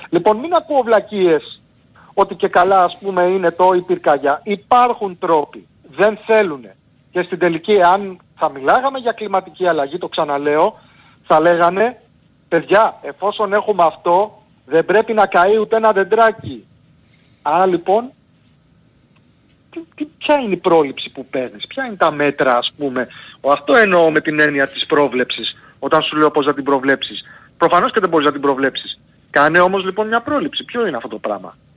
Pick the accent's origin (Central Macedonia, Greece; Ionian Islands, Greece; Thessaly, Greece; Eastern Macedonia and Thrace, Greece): Ionian Islands, Greece; Argostoli; Στην πατρίδα μου λοιπόν την Κεφαλονιά...